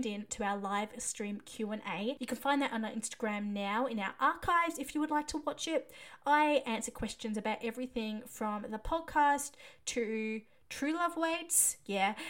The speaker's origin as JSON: {"language": "English", "country": "Australia", "said": "as an Aussie"}